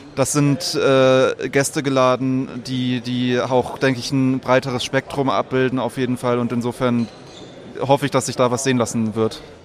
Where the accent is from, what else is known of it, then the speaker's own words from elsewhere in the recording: Ravensburg, Baden-Württemberg, Germany; ich bin aus Ravensburg